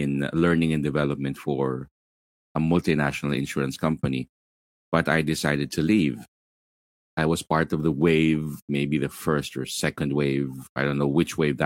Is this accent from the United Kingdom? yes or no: no; Manila, Metro Manila, Philippines; I'm from Manila, Philippines. I'm in the southern part of Manila, Philippines